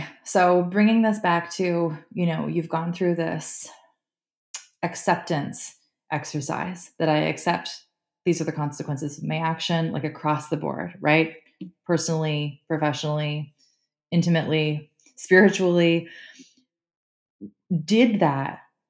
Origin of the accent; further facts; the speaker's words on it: Canada; I'm Canadian